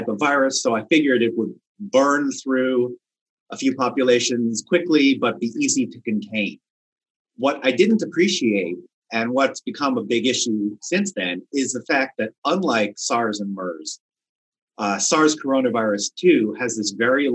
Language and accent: English; Wisconsin, United States; my home state of Wisconsin